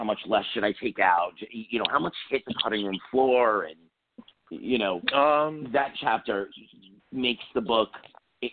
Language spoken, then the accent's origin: English; New York City, New York, United States; I grew up in New York City.